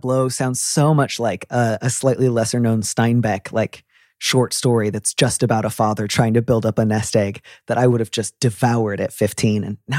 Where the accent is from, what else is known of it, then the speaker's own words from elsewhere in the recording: California, United States; also born or lived in Midwest; Yeah, a little bit Southern California and a little bit the Midwest.